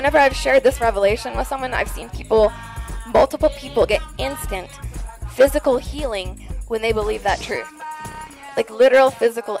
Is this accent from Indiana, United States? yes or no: no; Texas, United States; I'm from Texas.